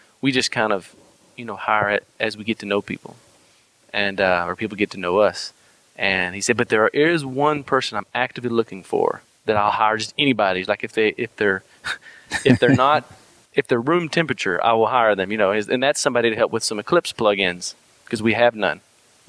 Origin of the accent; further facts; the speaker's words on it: United States; accent: Texan and Arkansas; also born or lived in Texas / Arkansas; my Texan and my Arkansas accent